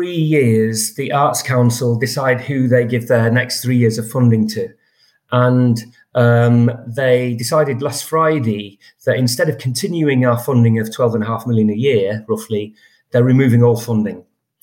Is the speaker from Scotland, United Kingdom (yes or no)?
no; Leeds, Yorkshire and the Humber, United Kingdom; moved away; I'm from Leeds.